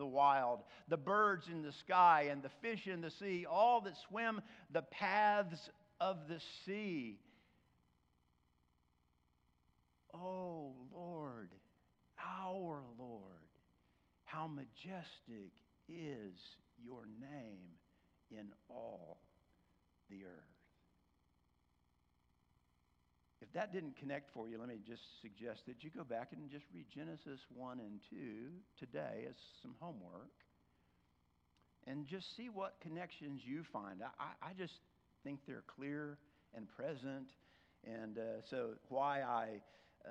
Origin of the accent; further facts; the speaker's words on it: Oklahoma, United States; I'm from Oklahoma